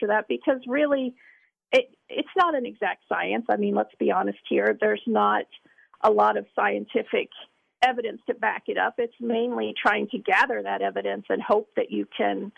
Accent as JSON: {"language": "English", "region": "Northern Kentucky", "country": "United States", "said": "we are three ladies from Northern Kentucky"}